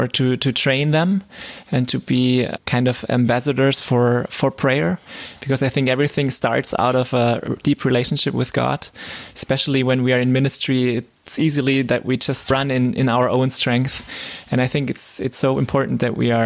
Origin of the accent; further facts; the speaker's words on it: Southern Germany, Germany; moved away as an adult; now in Leipzig, Germany; I'm from South Germany and not so familiar with the East culture